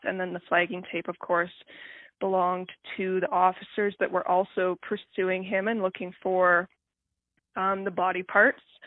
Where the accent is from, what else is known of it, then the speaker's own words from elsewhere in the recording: Exshaw, Alberta, Canada; now in Calgary, Canada; currently living in Calgary, but I'm from the Rocky Mountains. Grew up in Exshaw